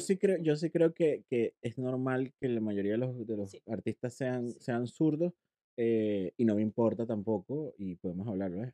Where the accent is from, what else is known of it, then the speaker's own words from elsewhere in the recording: Puerto La Cruz, Anzoátegui, Venezuela; accent: caraqueño; moved away; also born or lived in Caracas, Venezuela / Puerto Píritu, Venezuela / Chile / Ecuador; me crié y soy oriental, puertocruzano, porque me crié entre Puerto La mm. Cruz y Puerto Píritu